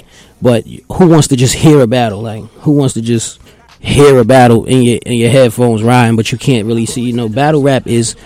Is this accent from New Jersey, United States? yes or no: yes; Newark, New Jersey, United States; also born or lived in Irvington, New Jersey; But yeah, I'm from Newark, man. That's, you know, I'm a product of my environment. I'm a Newark baby.